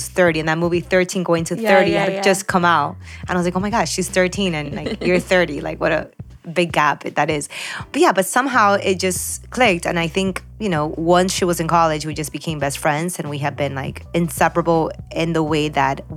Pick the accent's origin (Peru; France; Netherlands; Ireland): Peru; now in Miami, United States; I was born in Peru.